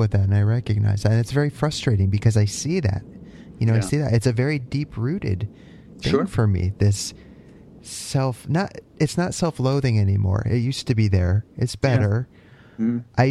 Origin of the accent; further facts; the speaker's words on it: Connecticut, United States; moved away as an adult; now in Canada; I'm from Connecticut. I just moved to Canada at the end of last year.